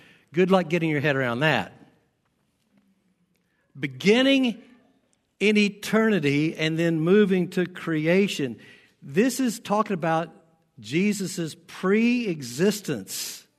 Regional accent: the South, United States; accent: southern; now in Nebraska, United States; I've been here 21 years and I know I'm still an outsider. I've lost my southern accent, thank goodness.

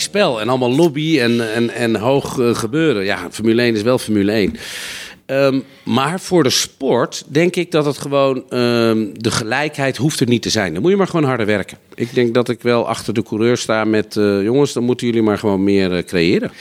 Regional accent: Netherlands; als Nederlanders

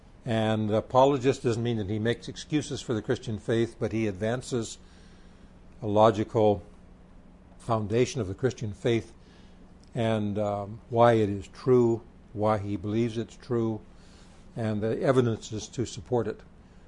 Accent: India; I was born and raised in India.

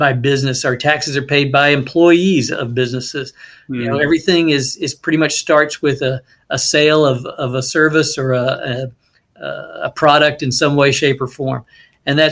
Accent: Dallas-Fort Worth area, Texas, United States; moved away as an adult; also born or lived in Utah; I grew up in the Dallas-Fort Worth area in a relatively small community

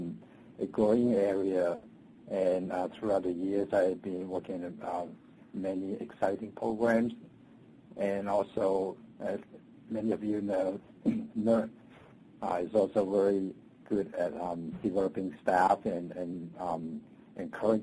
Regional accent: Hong Kong; moved away as an adult; also born or lived in China / Minnesota, United States; now in United States; I was born in China and grew up in Hong Kong

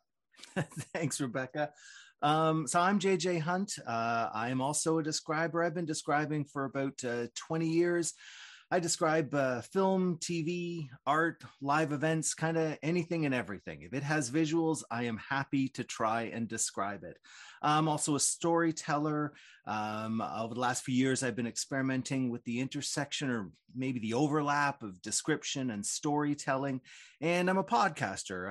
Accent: Toronto, Ontario, Canada; a guy born and raised in Toronto

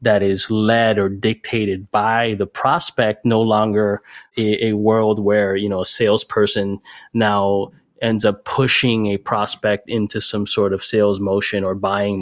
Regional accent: Miami, Florida, United States; moved away as an adult; also born or lived in Bay Area / New York City; I'm based in Miami now. I'm from Miami originally, but I went out to the Bay Area and New York City and a couple other areas back in the day

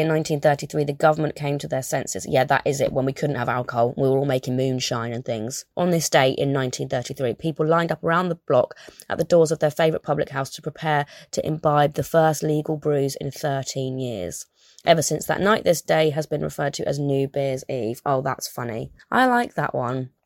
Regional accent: United Kingdom; I'm obviously British and I've always lived on the seaside

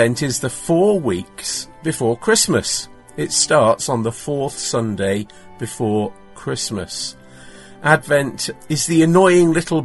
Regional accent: England, United Kingdom; also born or lived in Manchester, North West England; I'm from England.

